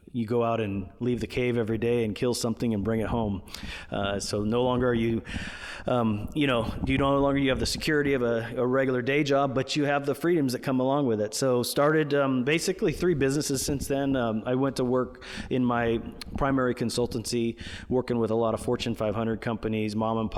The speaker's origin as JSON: {"language": "English", "region": "California", "country": "United States", "said": "I'm from the United States in California here"}